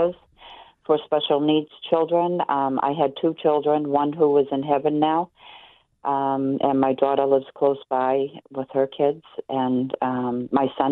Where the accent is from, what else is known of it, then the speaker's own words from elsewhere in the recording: Boston, Massachusetts, United States; now in Weymouth, United States; I was born in Boston, Mass. at Beth Israel Hospital